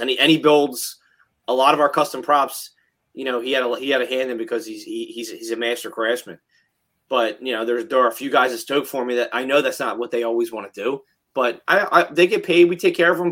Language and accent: English; New Jersey, United States; we're from Jersey